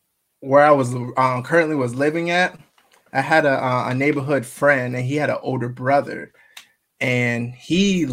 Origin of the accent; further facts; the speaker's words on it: Marietta, Georgia, United States; also born or lived in Augusta, Georgia; I was born in Augusta, Georgia, but then we moved down to Marietta, Kennesaw area, and that's where I grew up